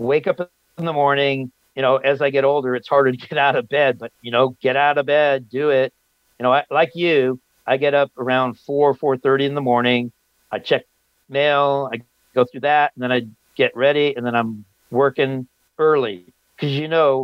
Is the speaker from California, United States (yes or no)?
yes; Los Angeles, California, United States; moved away; I grew up in Los Angeles